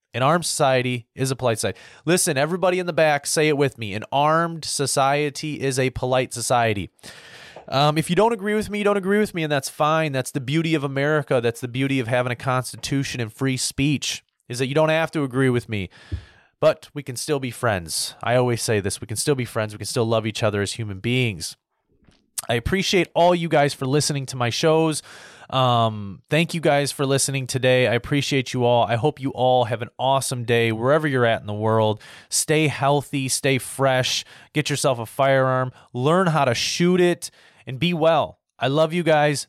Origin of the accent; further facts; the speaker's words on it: United States; as an American